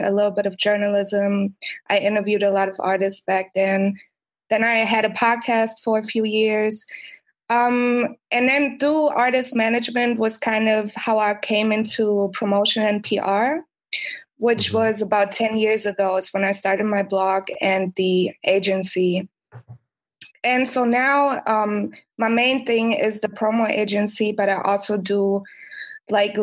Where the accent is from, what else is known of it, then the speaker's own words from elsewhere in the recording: Berlin, Germany; I'm from Berlin, Germany